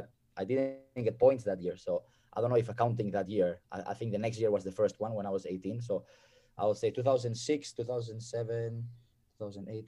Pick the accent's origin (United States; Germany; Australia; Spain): Spain; Bilbao, Basque Country; I was born in Spain